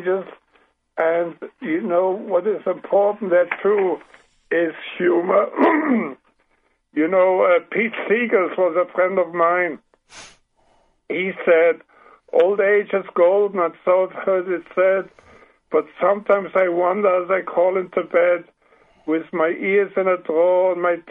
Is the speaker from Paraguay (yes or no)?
yes; Paraguay; accent: German; English is a second language; now in United States; I was only half a year old when we traveled the ocean, and so I grew up in Paraguay